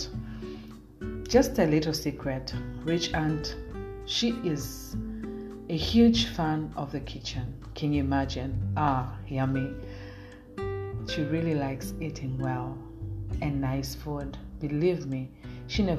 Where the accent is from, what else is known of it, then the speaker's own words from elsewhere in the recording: Ugweno, Kilimanjaro, Tanzania; I come from Kilimanjaro, a village known as Ugweno in the district of Mwanga